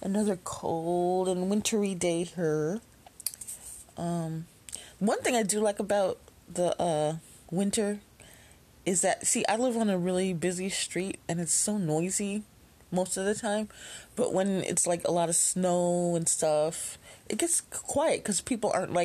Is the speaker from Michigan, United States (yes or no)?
no; Chicago, Illinois, United States; I grew up in Chicago